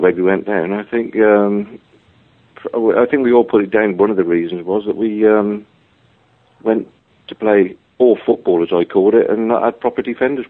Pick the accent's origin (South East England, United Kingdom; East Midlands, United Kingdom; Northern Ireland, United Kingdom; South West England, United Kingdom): South West England, United Kingdom; Somerset; Well, I'm from Somerset originally.